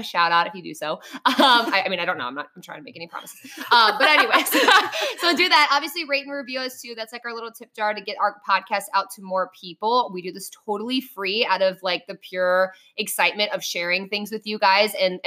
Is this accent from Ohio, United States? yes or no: yes; Ohio, United States; we're from Ohio